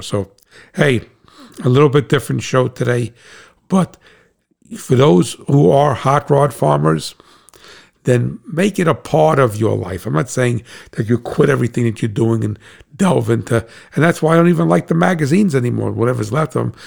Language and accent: English; United States; as an American